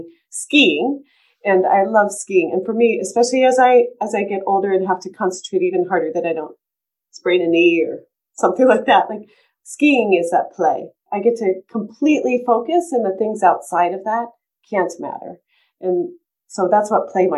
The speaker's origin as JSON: {"language": "English", "region": "East Coast", "country": "United States", "tie": "born or raised there", "moved": "yes", "lives_now": "Colorado, United States", "said": "when I grew up on the East Coast, and when I moved to Colorado"}